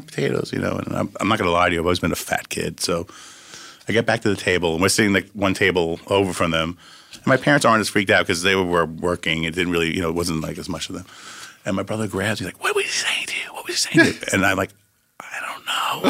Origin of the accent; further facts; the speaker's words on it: Syosset, New York, United States; also born or lived in Valley Stream, New York; Exit forty-three in Long Island's where I grew up